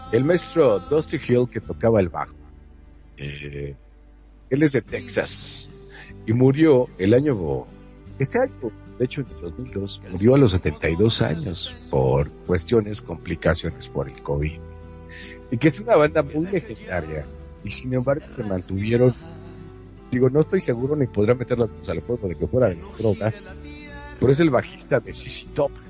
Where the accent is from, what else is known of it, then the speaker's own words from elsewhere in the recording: Argentina; now in Mexico; Y bueno, yo te voy a decir, yo soy de Argentina.